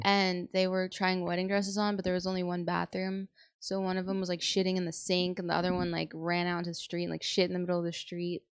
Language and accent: English; San Antonio, Texas, United States; I'm from San Antonio